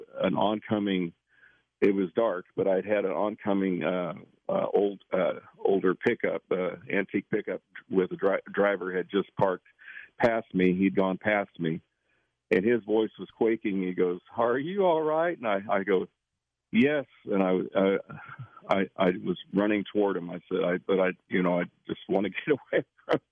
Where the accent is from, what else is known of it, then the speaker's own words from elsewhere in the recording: Northwest Kansas, United States; moved away; I grew up in Northwest Kansas